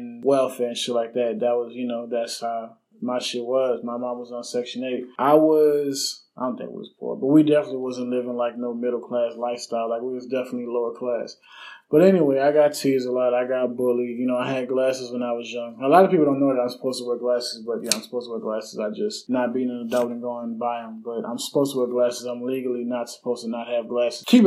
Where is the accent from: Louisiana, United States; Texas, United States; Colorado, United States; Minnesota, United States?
Louisiana, United States; Harvey; I'm from Harvey. I'm from New Orleans, Louisiana, but on the West Bank